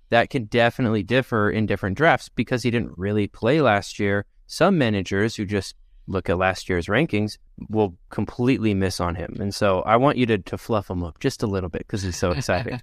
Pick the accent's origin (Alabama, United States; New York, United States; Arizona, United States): Arizona, United States; I'm from Arizona, and in the Southwest, when you say J names like that, you say it with a Juan